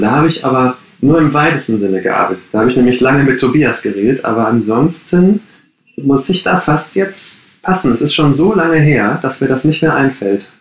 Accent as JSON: {"language": "German", "town": "Gladbeck", "region": "North Rhine-Westphalia", "country": "Germany", "tie": "born or raised there", "moved": "as an adult", "lives_now": "Berlin, Germany", "said": "ich bin gebürtiger Ruhrpottler, wie man das sagt. Ich komme aus Gladbeck"}